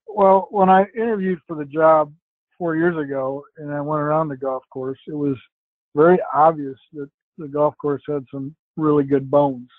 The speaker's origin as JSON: {"language": "English", "town": "Traverse City", "region": "Michigan", "country": "United States", "tie": "born or raised there", "also_born_or_lived": "New York State / Maryland", "moved": "as an adult", "lives_now": "Philadelphia area, United States", "said": "my hometown of Traverse City, Michigan"}